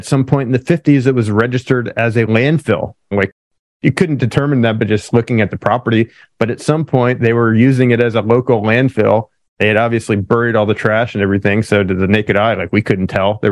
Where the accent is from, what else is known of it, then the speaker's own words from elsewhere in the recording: Pennsylvania, United States; now in California, United States; I grew up in Pennsylvania originally